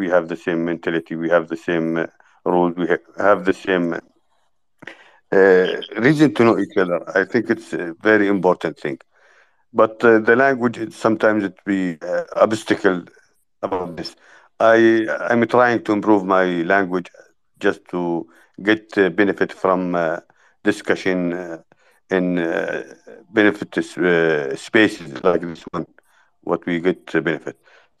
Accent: Jordan; I'm from Jordan, Middle East. You can recognize me with my traditional Arab.

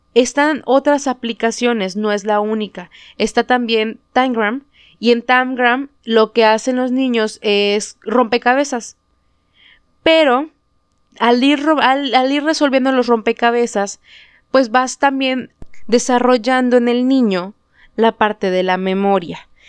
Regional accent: Mexico; first language Spanish; aquí en México, que nuestra lengua nativa es el español

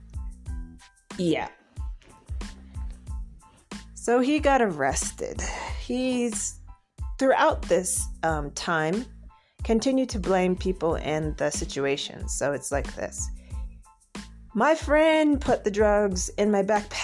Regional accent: Florida, United States; moved away as an adult; now in Bogota, Colombia; I'm a transplant from Florida in the U.S. and seeking to settle here

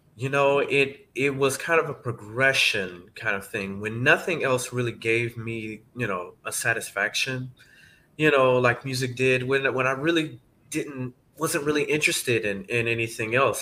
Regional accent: Atlanta, Georgia, United States; moved away as an adult; also born or lived in Indiana; now in New Jersey, United States; I'm originally from Atlanta, Georgia. Uh, that's where I grew up.

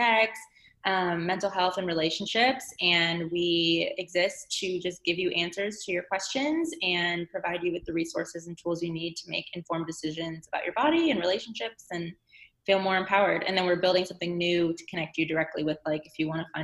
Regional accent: Chicago, Illinois, United States; moved away as an adult; also born or lived in San Francisco / New York; now in San Diego, United States; I'm from Chicago, a suburb outside of Chicago

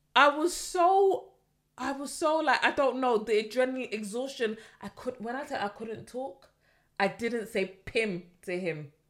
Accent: London, United Kingdom; as a Londoner

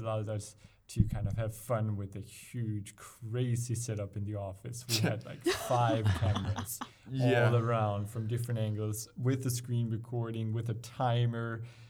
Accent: Denmark; we're from Denmark, Danish

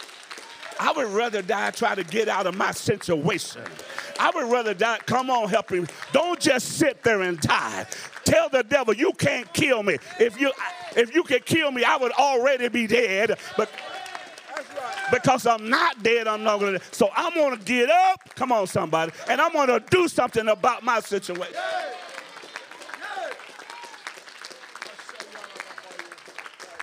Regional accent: the South, United States; I'm from the South

